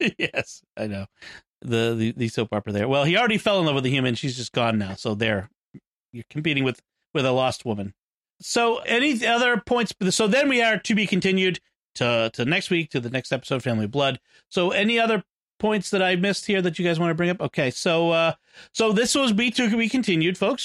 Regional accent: United States; I'm American

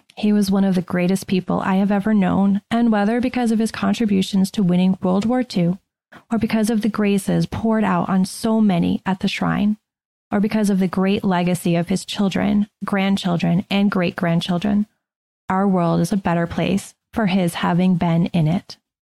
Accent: Shrewsbury, Massachusetts, United States; I grew up in Shrewsbury, Massachusetts

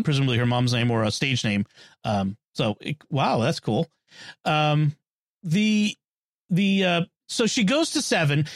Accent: Boston, Massachusetts, United States; I'm from Boston.

